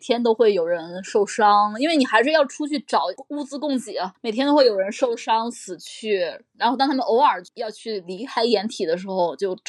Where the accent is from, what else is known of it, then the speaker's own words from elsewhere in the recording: China; 对我们中国人来说